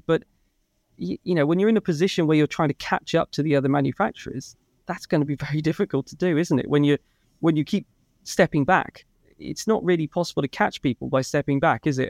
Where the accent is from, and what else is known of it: Ulster, Northern Ireland, United Kingdom; accent: Northern Irish